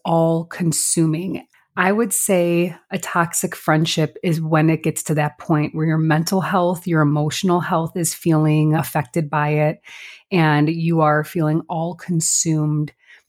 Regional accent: La Grange, Illinois, United States; now in Chicago, United States; I'm also from LaGrange, but I live in, it's our version of Little Italy.

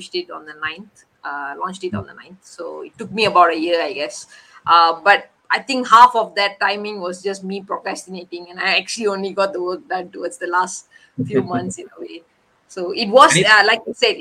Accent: Malaysia; we were the first Malaysians

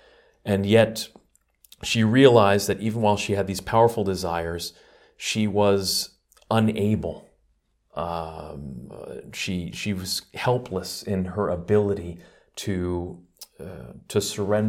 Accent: New York, United States; Well, I've been with the order for about 20 years now, and I'm originally from New York, but joined the community after I met them in Washington, D.C.

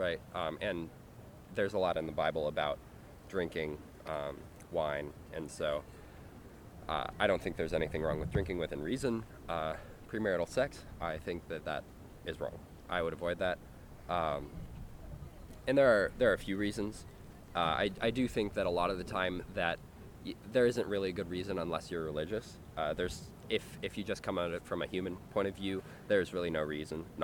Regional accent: Northern California, United States; now in San Diego, United States; I'm from Northern California

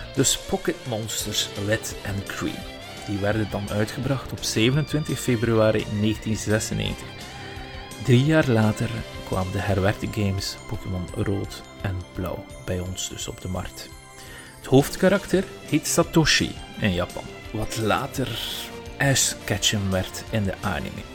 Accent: Flanders, Belgium; bij ons op VT4

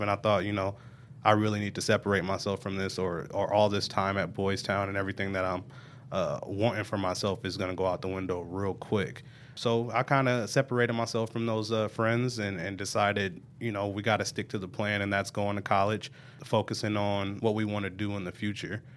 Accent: Omaha, Nebraska, United States; I'm originally from Omaha, Nebraska, North Omaha. I grew up, uh, in a single parent home.

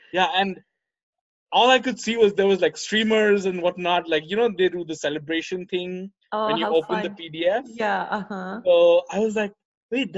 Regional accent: Kolkata, West Bengal, India; moved away as an adult; my hometown in Calcutta

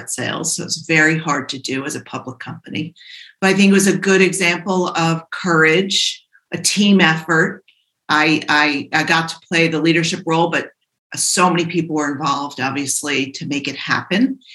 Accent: Providence, Rhode Island, United States; I grew up in Providence

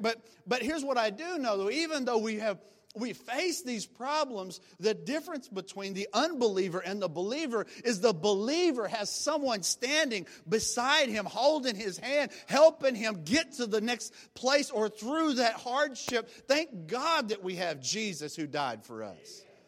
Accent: Oklahoma, United States; I'm from Oklahoma and from the country

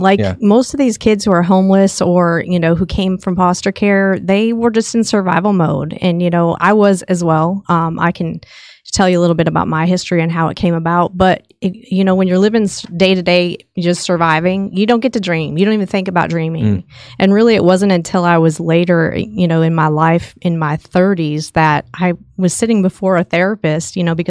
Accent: Chicago, Illinois, United States; now in Texas, United States; And, you know, we came from Chicago. It's not the ideal state to live in.

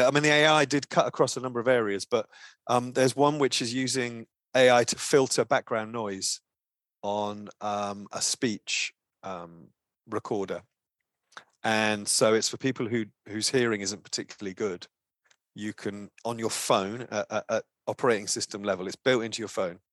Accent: Brighton, South East England, United Kingdom; I worked in a small, uh, organization in my hometown in Brighton in the U K

